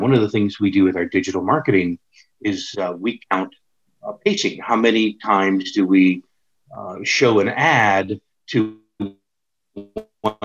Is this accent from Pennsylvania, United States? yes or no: yes; Pittsburgh, Pennsylvania, United States; moved away; it was my hometown